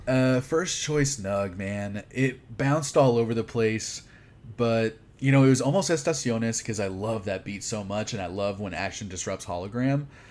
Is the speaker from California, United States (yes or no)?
no; Houston, Texas, United States; I grew up in Houston